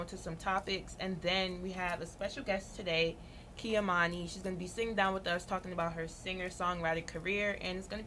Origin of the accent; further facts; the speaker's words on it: Jamaica; also born or lived in New Jersey; I'm Jamaican